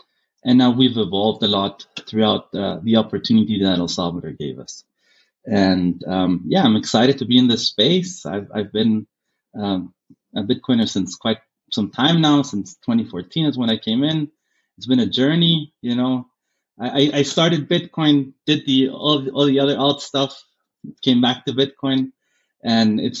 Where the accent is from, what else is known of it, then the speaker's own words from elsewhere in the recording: Germany; now in Guatemala; having grown up in Germany gave me a different perspective